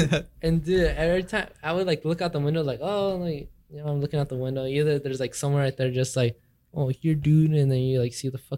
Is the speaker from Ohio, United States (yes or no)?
no; California, United States; I'm from California.